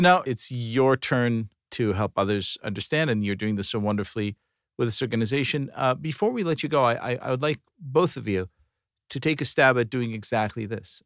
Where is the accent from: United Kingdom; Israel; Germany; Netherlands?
Israel; moved away; growing up in Israel